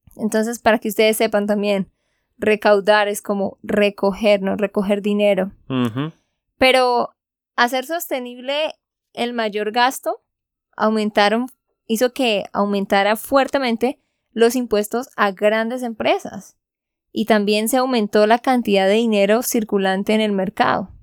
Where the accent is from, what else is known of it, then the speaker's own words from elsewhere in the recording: Santander, Colombia; de Santander, Colombia